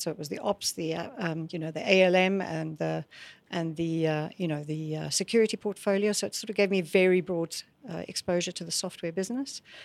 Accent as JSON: {"language": "English", "region": "Scotland", "country": "United Kingdom", "tie": "born or raised there", "also_born_or_lived": "South Africa", "moved": "as an adult", "said": "I grew up in Scotland"}